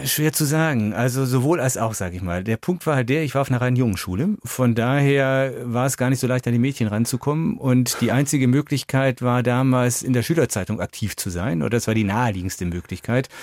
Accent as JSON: {"language": "German", "town": "Düsseldorf", "region": "North Rhine-Westphalia", "country": "Germany", "tie": "born or raised there", "moved": "yes", "lives_now": "Fulda, Germany", "said": "weil ich ja in Düsseldorf groß geworden bin"}